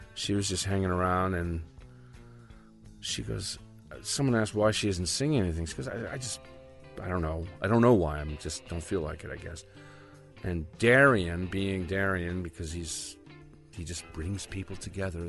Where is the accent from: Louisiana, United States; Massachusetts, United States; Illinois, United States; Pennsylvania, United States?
Massachusetts, United States; Rockport; my hometown, which is uh, called Rockport, Mass